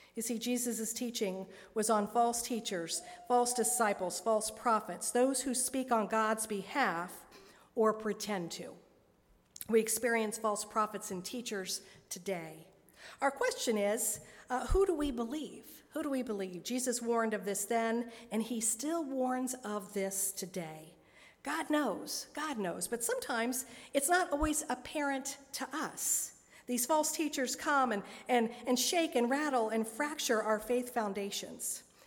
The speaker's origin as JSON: {"language": "English", "town": "Dayton", "region": "Ohio", "country": "United States", "tie": "born or raised there", "also_born_or_lived": "Richmond, Indiana / Cincinnati, Ohio", "moved": "as an adult"}